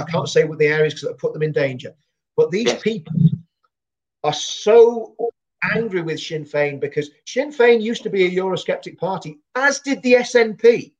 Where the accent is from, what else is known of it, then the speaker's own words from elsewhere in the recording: England, United Kingdom; I'm an Englishman